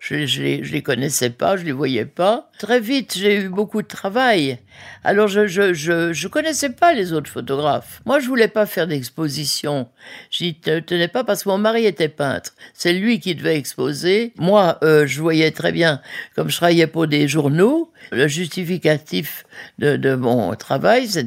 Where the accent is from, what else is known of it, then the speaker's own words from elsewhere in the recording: Geneva, Switzerland; je venais de la Suisse bien propre. À Genève, même pendant la guerre, il n'y avait pas de clochards